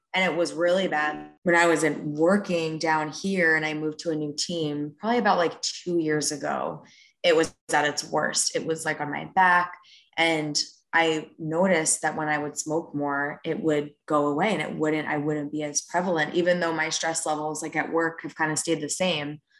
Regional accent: Rockland County, New York, United States; born or raised there; moved away

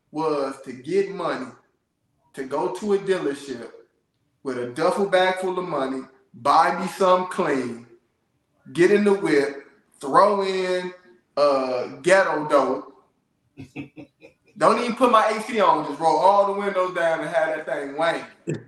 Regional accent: Ohio, United States; Yeah, I'm from Ohio.

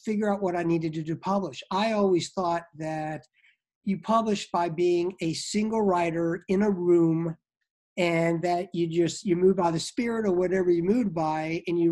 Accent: Norfolk, Virginia, United States; I was raised in Norfolk, Virginia

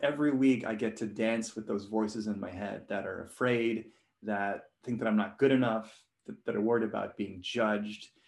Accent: Hong Kong; I was born and raised in Hong Kong

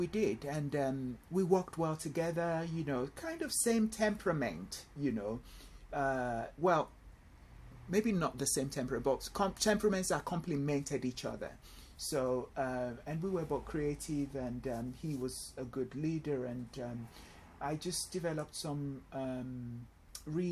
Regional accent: Nigeria; moved away as an adult; also born or lived in London, United Kingdom; now in Essex, United Kingdom; I went home back to Nigeria with my parents, where I, you know, obviously had my primary school education, secondary school education, and my university education

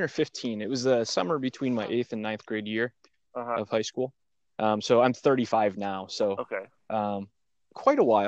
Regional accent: Michigan, United States; now in Pennsylvania, United States; I'm from Michigan. I live in Pennsylvania now.

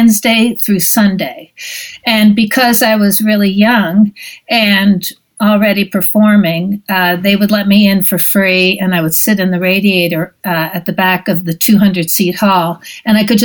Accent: Philadelphia, Pennsylvania, United States; moved away; also born or lived in Los Angeles; I was born in Bryn Mawr Hospital, and I grew up in suburban Philadelphia along what is known as the Main Line

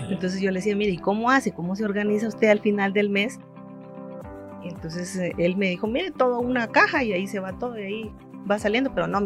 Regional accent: Guatemala; me hace sentirme parte como guatemalteca, así que me siento contenta y eso pues afianza, ¿verdad? Mi identidad y lo que soy

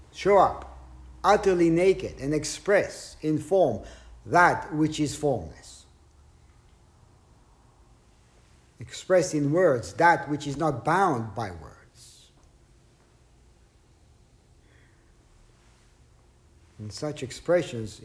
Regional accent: Israel; growing up in Israel

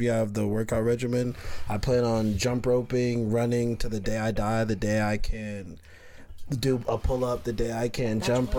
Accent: Pennsylvania, United States; moved away; also born or lived in Brooklyn, New York / North Carolina; I was born in Brooklyn, right? But my mom moved to Pennsylvania when I was like 3, set up. And like she got her bachelor's degree and she started working in corporate, and I moved to Pennsylvania with her around 3 or 4

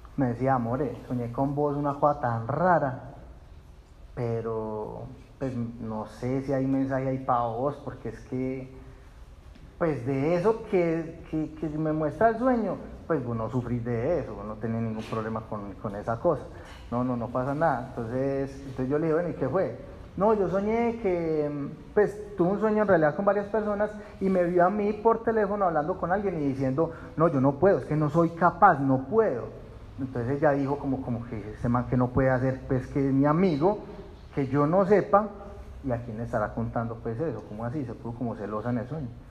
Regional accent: Puerto Nare, Antioquia, Colombia; yo crecí en Puerto Nares

